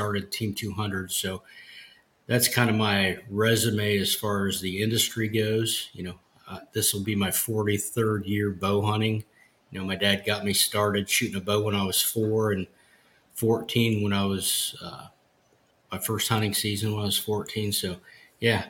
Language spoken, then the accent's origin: English; Ohio, United States; born and raised in Ohio